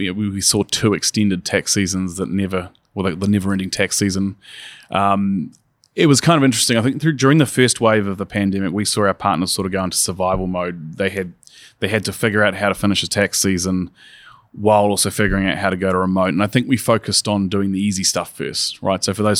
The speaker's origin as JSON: {"language": "English", "country": "New Zealand", "said": "I'm originally from New Zealand, and we watched them go into lockdown and sort of eradicate the virus and then go back."}